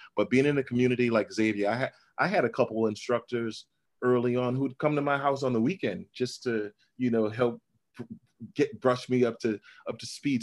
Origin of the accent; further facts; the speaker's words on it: New Orleans, Louisiana, United States; I grew up in a part of New Orleans called Pigeon Town